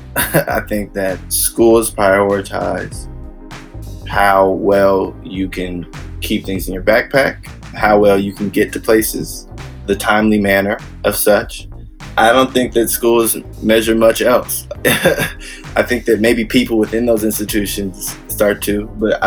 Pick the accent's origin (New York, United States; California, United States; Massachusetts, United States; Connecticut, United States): California, United States; Bay Area; I'm a musician from the Bay Area